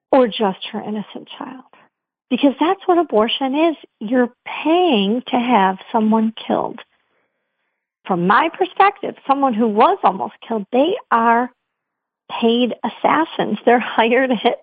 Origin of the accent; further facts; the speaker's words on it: Michigan, United States; I'm from Michigan